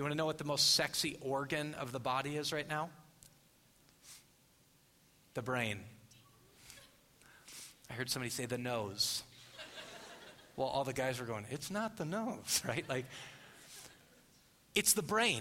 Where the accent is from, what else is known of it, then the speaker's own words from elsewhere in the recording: Phoenix, Arizona, United States; I'm from Phoenix.